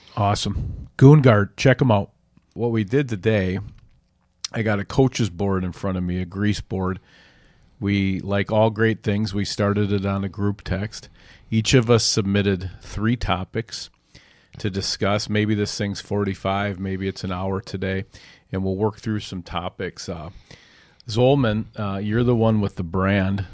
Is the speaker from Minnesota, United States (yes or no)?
yes; Edina, Minnesota, United States; weak ankled football player from Edina